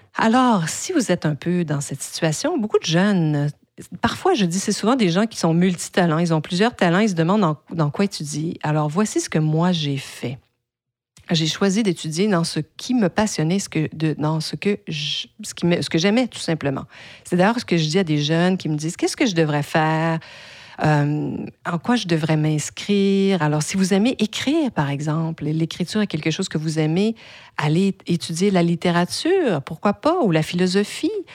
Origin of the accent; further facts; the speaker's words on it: Quebec, Canada; first language French; also born or lived in United States; J'ai donc fait mes études en français qui est ma langue maternelle dans la province de Québec, hein, au Canada